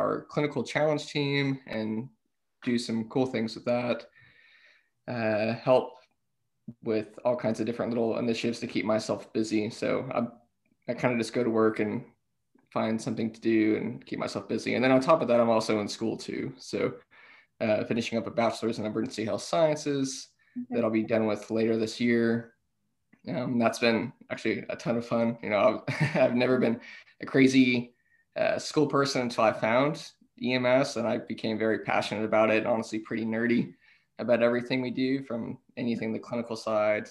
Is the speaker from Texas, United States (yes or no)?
yes; Fort Worth, Texas, United States; also born or lived in Austin, Texas; now in Montgomery County, United States; I'm originally from Fort Worth, so I'm not originally from the Montgomery County area at all.